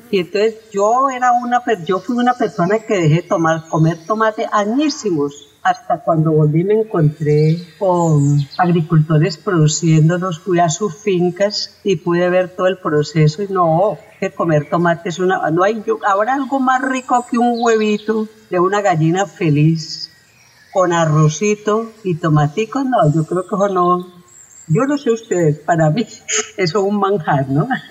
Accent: Colombia; somos colombianos

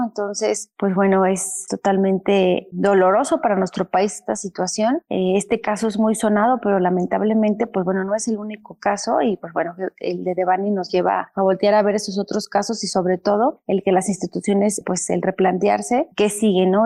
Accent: Mexico; nuestro país

